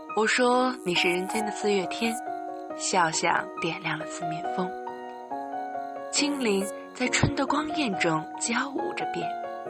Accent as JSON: {"language": "Chinese", "region": "Henan", "country": "China", "tie": "born or raised there", "said": "来到河南吧，来到我的家乡，来到我家"}